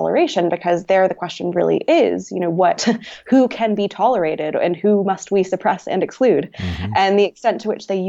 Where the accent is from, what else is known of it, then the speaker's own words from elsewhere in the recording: North Carolina, United States; moved away as an adult; I'm from North Carolina